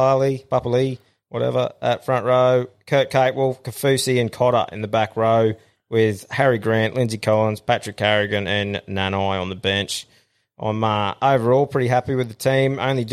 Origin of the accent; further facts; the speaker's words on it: Queensland, Australia; as a Queenslander